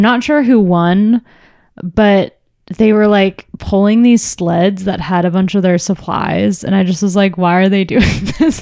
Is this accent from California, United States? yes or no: yes; Orange County, California, United States; also born or lived in San Francisco; I grew up in Orange County